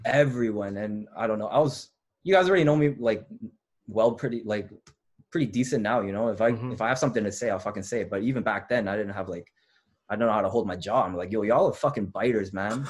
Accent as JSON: {"language": "English", "town": "Lethbridge", "region": "Alberta", "country": "Canada", "tie": "born or raised there", "also_born_or_lived": "Toronto", "moved": "yes", "lives_now": "Montreal, Canada", "said": "I was a kid from Lethbridge"}